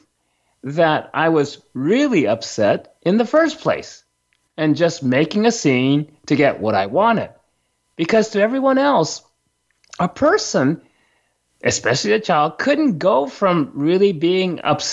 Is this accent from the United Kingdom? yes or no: no; Japan; when I was a young kid growing up in Japan